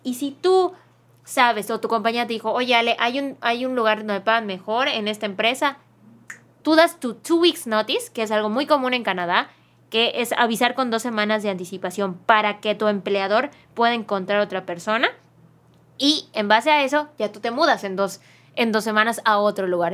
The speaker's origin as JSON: {"language": "Spanish", "country": "Mexico"}